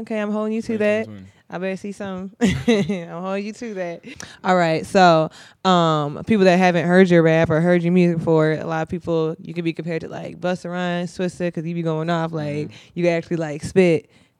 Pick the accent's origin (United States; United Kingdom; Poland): United States; Minnesota; So I'm not from here. I'm from Minnesota, but even back in Minnesota, like, I was seeing your name on Spinrilla and all the little mixtape apps.